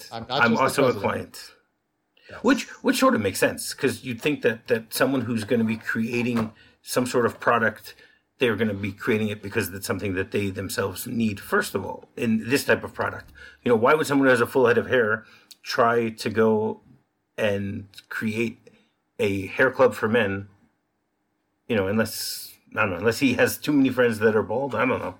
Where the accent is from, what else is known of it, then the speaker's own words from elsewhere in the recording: Detroit, Michigan, United States; I know in Detroit where I grew up